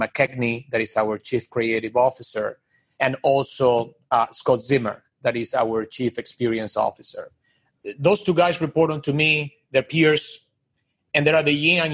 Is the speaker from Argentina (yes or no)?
yes; Argentina; moved away as an adult; also born or lived in Miami; now in New York, United States; I'm from Argentina originally